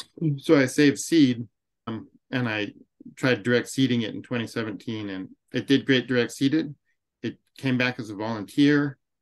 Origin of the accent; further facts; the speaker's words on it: Western Montana, United States; I grew up here in Western Montana.